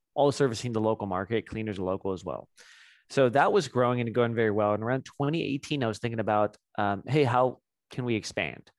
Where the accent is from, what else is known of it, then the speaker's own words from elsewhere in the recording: South LA, North Orange County, California, United States; I grew up in, um, South L A, North Orange County area